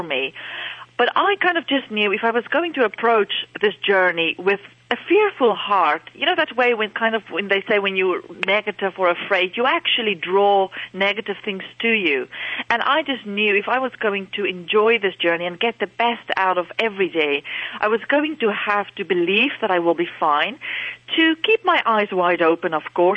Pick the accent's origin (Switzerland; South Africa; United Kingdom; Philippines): South Africa; moved away as an adult; now in Dublin, Ireland; I'm actually from South Africa, born and bred in South Africa, and my family are still living there